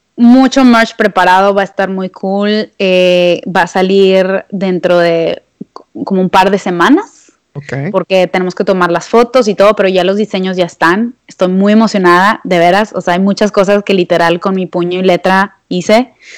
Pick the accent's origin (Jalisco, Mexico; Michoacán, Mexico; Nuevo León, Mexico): Nuevo León, Mexico; Monterrey; yo soy regia